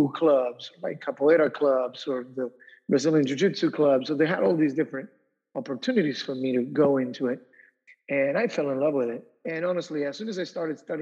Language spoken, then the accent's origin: English; Argentina; moved away as an adult; now in United States; I grew up in South America. So when I moved to the United States to go to college